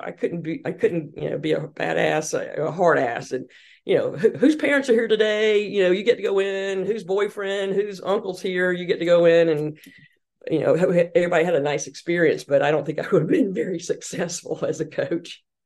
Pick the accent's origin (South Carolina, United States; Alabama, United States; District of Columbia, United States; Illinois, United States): South Carolina, United States; Hartsville; accent: Southern; moved away as an adult; also born or lived in Boston; growing up in the South, in Hartsville, South Carolina